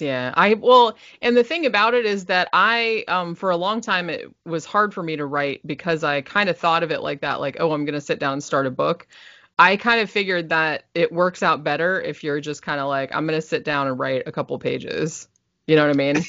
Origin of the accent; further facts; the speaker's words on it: Daytona Beach, Florida, United States; also born or lived in Sanford, Florida; I was born in Daytona Beach